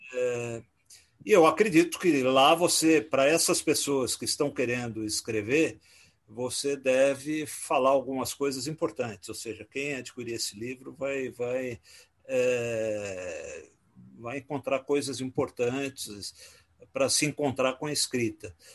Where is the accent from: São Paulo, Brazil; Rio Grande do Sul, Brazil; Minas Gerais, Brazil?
São Paulo, Brazil; born or raised there; also born or lived in Rio de Janeiro